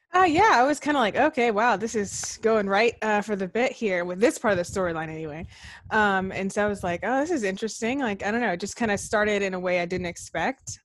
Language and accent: English; Georgia, United States; moved away; I'm from Georgia originally